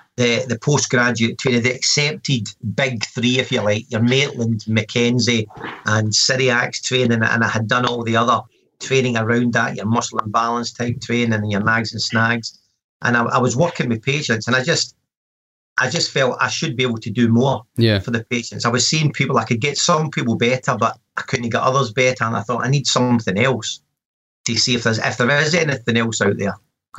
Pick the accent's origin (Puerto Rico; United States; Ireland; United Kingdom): United Kingdom; Glasgow, Scotland; also born or lived in Perth, Scotland; I am actually from Glasgow originally. I presently live in Perth and I work in Dundee up in the northeast of Scotland in an NHS setting.